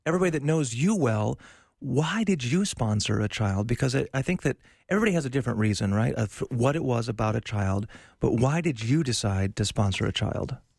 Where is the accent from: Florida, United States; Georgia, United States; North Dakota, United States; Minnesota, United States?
North Dakota, United States; I grew up in North Dakota.